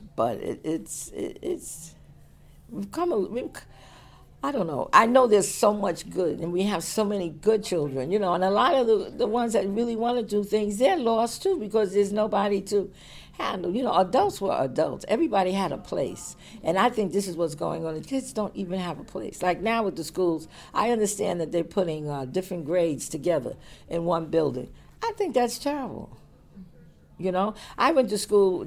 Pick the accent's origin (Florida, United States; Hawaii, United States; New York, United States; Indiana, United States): New York, United States; New York City; also born or lived in Long Island / Flatbush; I was raised in Bed-Stuy